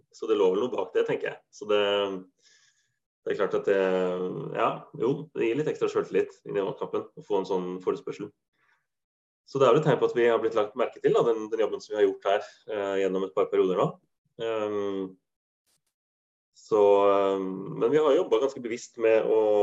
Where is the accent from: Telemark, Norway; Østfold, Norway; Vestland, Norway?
Østfold, Norway; Halden; now in Bodø, Norway; Jeg er jo ikke fra Viken, jeg er jo fra Østfold